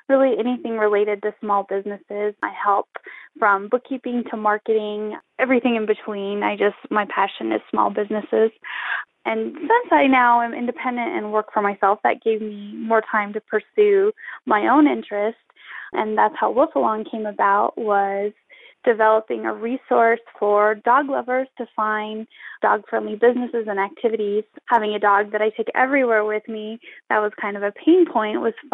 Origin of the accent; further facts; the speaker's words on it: Colorado, United States; moved away as an adult; also born or lived in Arizona; back to my home state of Colorado